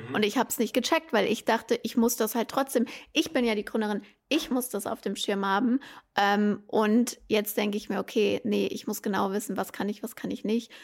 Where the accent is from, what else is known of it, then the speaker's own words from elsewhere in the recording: Germany; bei uns in Deutschland